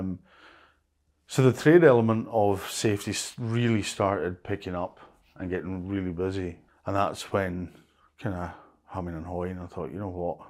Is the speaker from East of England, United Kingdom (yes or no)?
no; Lewis, Scotland, United Kingdom; also born or lived in Stornoway; I was born and brought up in Lewis, which I think is a better of, of the islands.